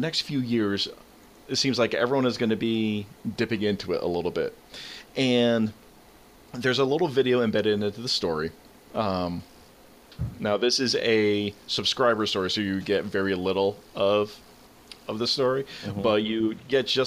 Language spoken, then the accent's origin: English; Albany, New York, United States; my hometown. We had a self-driving car visit us in little old Albany, New York